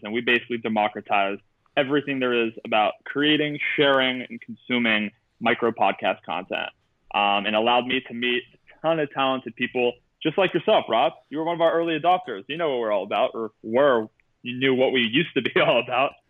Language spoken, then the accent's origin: English; Pittsburgh, Pennsylvania, United States; I graduated with Wiz Khalifa. I'm from Pittsburgh